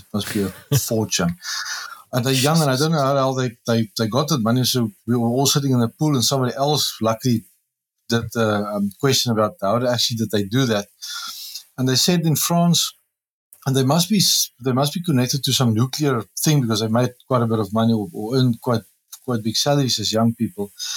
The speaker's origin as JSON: {"language": "English", "country": "South Africa", "said": "As a South African"}